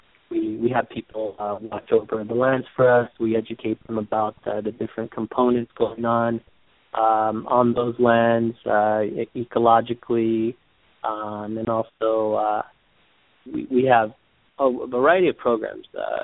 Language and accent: English; Los Angeles, California, United States; I grew up in Los Angeles